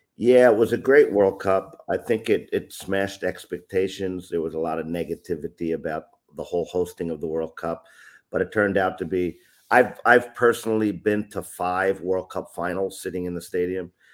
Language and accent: English; upstate New York, United States; moved away as an adult; also born or lived in Bronx, New York / Florida / Japan; now in Tokyo, Japan; I'm originally from New York, born in the Bronx in the city, but lived upstate New York